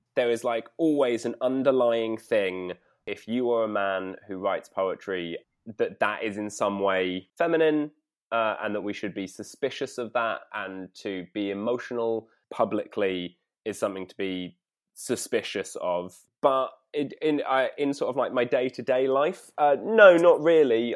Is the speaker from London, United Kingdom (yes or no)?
yes; London, United Kingdom; I grew up in North London